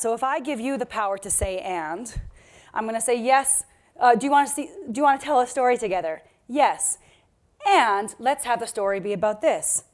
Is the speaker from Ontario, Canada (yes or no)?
no; Victoria, British Columbia, Canada; I come from Victoria, BC.